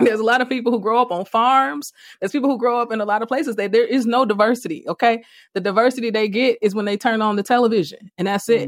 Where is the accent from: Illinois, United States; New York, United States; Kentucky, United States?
Illinois, United States; Chicago; also born or lived in Iowa; I grew up on the south side